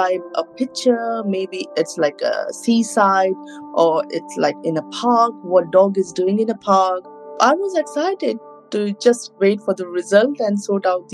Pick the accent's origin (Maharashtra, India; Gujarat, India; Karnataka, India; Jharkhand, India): Gujarat, India; Ahmedabad; English is a second language; moved away as an adult; now in London, United Kingdom; I came from Ahmedabad back in 2011. I was only 22.